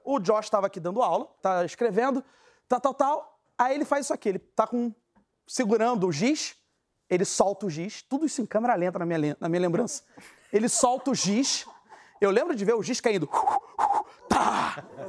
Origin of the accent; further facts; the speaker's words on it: Brazil; eu sou brasileiro